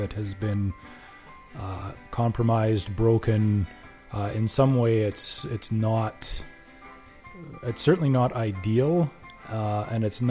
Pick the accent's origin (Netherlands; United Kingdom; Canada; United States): Canada; Regina, Saskatchewan; I am from Regina, Saskatchewan.